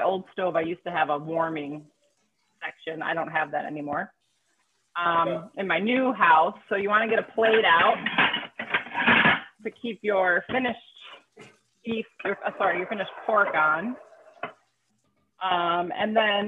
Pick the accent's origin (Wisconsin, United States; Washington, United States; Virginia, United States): Wisconsin, United States; I'm from Wisconsin, just like butter